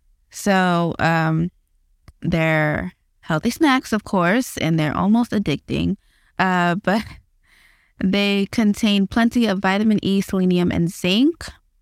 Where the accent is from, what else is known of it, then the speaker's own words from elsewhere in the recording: Bahamas; We're from the Bahamas, so we eat a lot of fish.